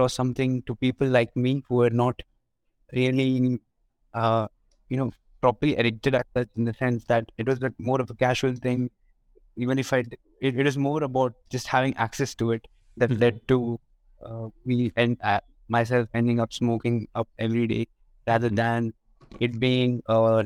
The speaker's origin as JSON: {"language": "English", "country": "India", "said": "I'm from India"}